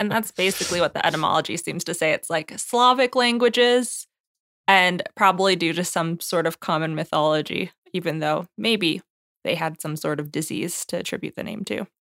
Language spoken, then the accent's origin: English; Washington, United States; growing up in Washington